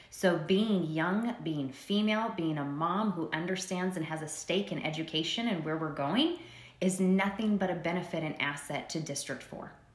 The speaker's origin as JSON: {"language": "English", "town": "Prescott Valley", "region": "Arizona", "country": "United States", "tie": "born or raised there", "moved": "as an adult", "lives_now": "Bullhead City, United States", "said": "I was originally born and raised in Prescott Valley, and if the listeners are familiar with it, it's in Yavapai County"}